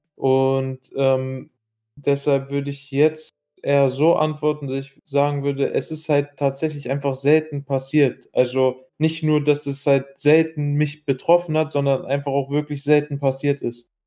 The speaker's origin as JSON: {"language": "German", "country": "Iraq", "moved": "yes", "lives_now": "Germany", "said": "ich war äh, in meiner Heimat, äh, in Irak"}